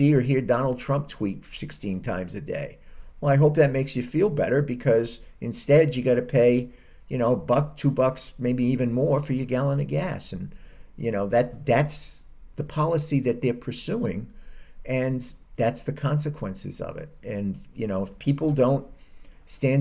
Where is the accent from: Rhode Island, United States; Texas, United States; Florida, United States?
Rhode Island, United States; now in California, United States; I'm from Rhode Island